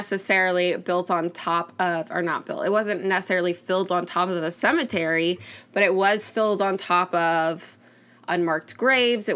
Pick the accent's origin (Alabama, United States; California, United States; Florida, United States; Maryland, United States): Florida, United States; Miami; moved away; We grew up in Miami where you could just go to the beach